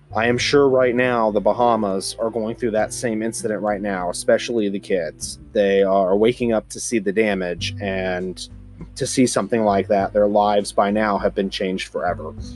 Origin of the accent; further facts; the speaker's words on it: Gulfport, Mississippi, United States; I grew up in Gulfport at the time, and that was on the southwestern end of Mississippi.